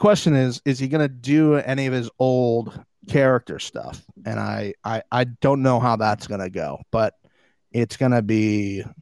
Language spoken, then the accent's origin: English; Tampa, Florida, United States; I'm from Tampa